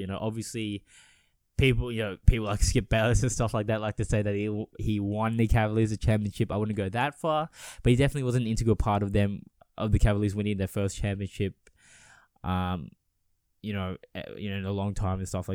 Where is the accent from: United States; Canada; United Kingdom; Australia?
Australia